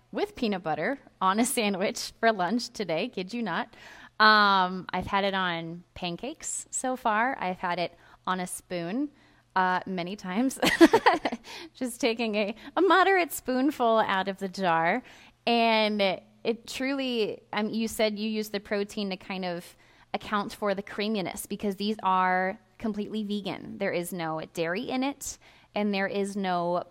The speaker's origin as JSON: {"language": "English", "region": "Iowa", "country": "United States", "said": "Right here in my home state of Iowa"}